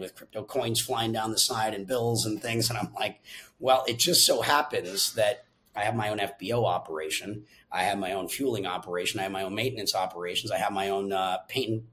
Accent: Minnesota, United States; I'm originally from Minnesota

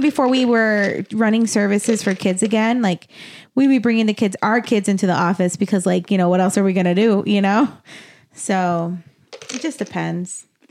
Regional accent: Las Cruces, New Mexico, United States; moved away; Las Cruces, my hometown, um, look at me self-identifying, um, is thirty minutes from El Paso

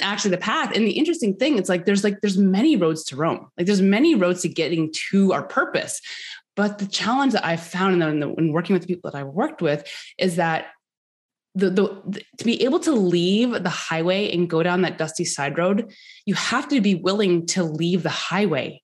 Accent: Canada; also born or lived in Norris, Tennessee; I live in Canada, so I'm a I'm Canadian

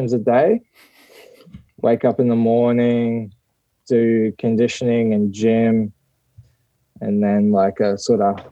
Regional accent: Australia; moved away as an adult; now in Japan; although I'm like Australian born

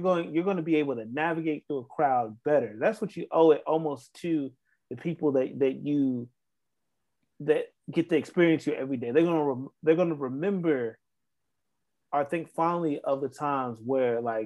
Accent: the South, United States; me being from the South

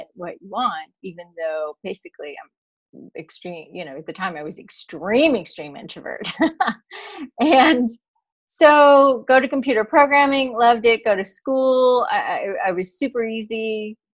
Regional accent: East Coast, United States; moved away as an adult; now in California, United States; I grew up in the East Coast. I knew I always wanted to live in California. So I made it here

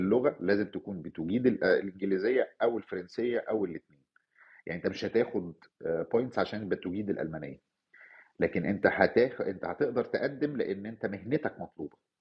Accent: Cairo, Cairo Governorate, Egypt; moved away as an adult; now in Canada; كان في عنوان اتولدت فيه في مصر الجديده وعشت فيه فترة وبعدين نقلت منه

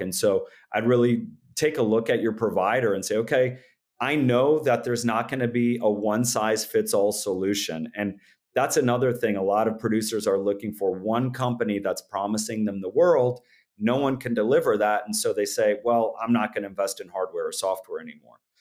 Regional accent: Orange City, Iowa, United States; born or raised there

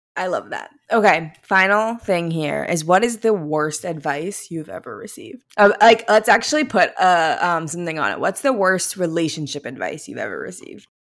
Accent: Missouri, United States; we're from Missouri

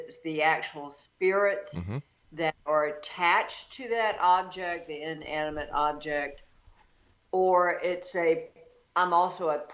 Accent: Deep South, United States; I grew up in the Deep South

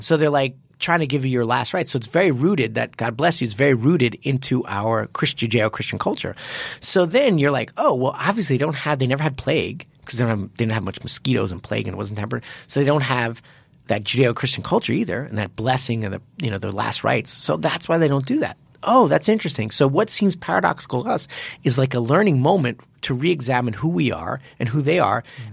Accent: United States; also born or lived in Japan; I'm American

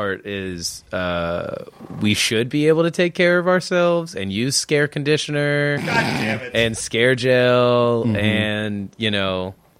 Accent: South Alabama, United States; I grew up in South Alabama.

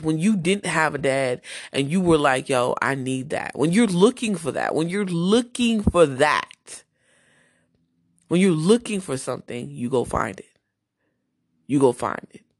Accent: New Jersey, United States; I'm from Jersey

